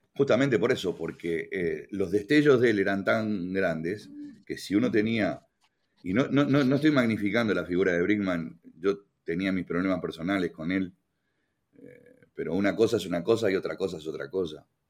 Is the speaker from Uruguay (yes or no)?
yes; Uruguay; moved away; also born or lived in Canada; yo como buen uruguayo me gusta el candombe